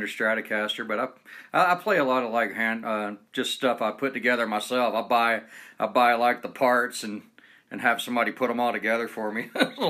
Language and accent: English; Atlanta, Georgia, United States; now in West Coast, United States; I'm originally from Atlanta, Georgia, down below there. So I'd constantly go up there in the 90s. But now I'm way over on the West Coast